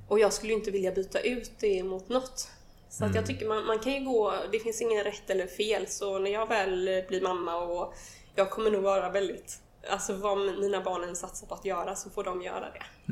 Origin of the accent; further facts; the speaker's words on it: countryside outside Gothenburg, Västra Götaland, Sweden; Jag är uppvuxen på landet utanför Göteborg